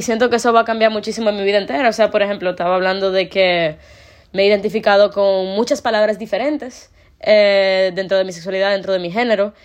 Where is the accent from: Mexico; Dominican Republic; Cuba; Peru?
Dominican Republic; ser una persona de República Dominicana